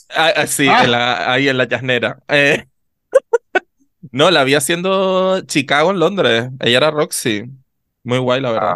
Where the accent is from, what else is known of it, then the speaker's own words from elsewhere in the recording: south of Tenerife, Canary Islands, Spain; somos del sur de Tenerife